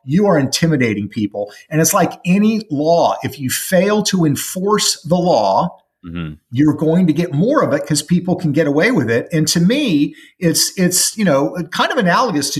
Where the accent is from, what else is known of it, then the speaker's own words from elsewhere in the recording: Pacific Northwest, United States; I grew up in the Pacific Northwest.